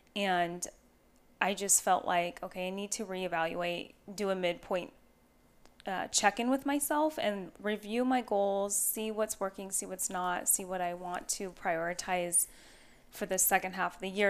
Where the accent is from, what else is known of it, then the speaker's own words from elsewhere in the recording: Battle Ground, Washington, United States; moved away; I haven't even been back to my hometown where I grew up in Washington